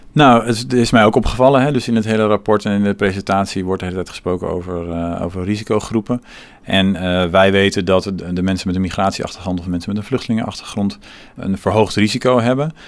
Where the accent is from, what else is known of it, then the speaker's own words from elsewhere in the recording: Rotterdam, South Holland, Netherlands; Ik kom zelf uit Rotterdam-Zuid